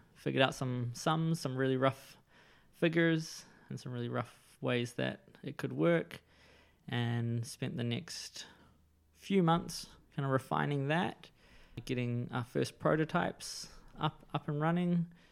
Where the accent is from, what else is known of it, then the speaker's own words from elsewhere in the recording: Wellington, New Zealand; also born or lived in Israel; now in Gisborne, New Zealand; I grew up in Wellington and the surrounding suburbs.